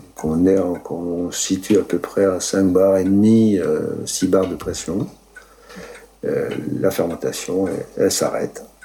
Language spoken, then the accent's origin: French; Moselle, Grand Est, France; moved away as an adult; also born or lived in Italy; now in Mérignat, France; je suis né en Italie. Mes parents sont, ont émigré en 1956 en Moselle